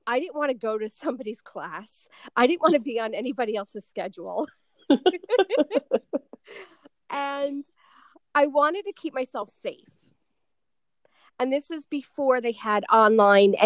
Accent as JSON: {"language": "English", "region": "New York", "country": "United States", "said": "I'm from New York"}